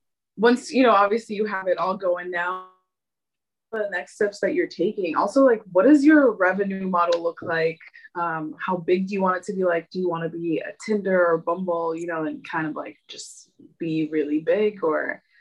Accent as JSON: {"language": "English", "country": "Israel", "moved": "yes", "said": "I'm originally from Israel"}